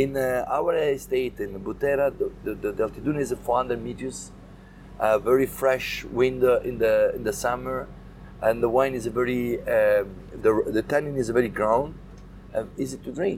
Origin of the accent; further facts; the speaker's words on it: Sicily, Italy; English is a second language; I am Sicilian